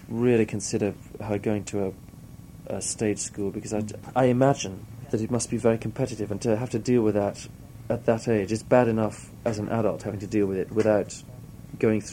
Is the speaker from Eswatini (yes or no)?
yes; Eswatini; moved away as an adult; also born or lived in Cape Town, South Africa; now in London, United Kingdom; I grew up with that in Swaziland